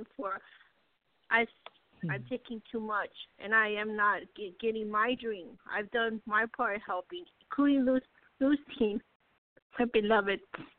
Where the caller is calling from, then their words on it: Texas, United States; USA, Texas.